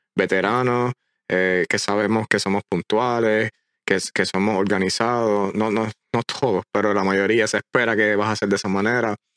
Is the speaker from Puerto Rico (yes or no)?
yes; Puerto Rico; moved away as an adult; Llevaba 27, 28 años de mi vida completa en una, encajona una isla